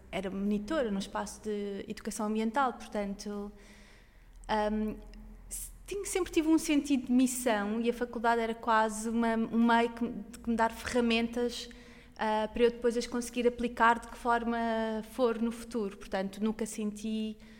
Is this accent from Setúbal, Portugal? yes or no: no; Sintra, Lisbon, Portugal; é um lugar bonito. Eu, eu, eu, sou de Sintra